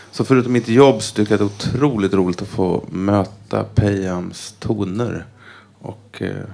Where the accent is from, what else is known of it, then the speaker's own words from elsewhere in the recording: Småland, Sweden; moved away as an adult; now in Stockholm, Sweden; Jag, eh, jag, är inte från Iran utan jag är från Småland. Eh, jag har bott i Stockholm sedan jag var eh, ja, 20 år tror jag.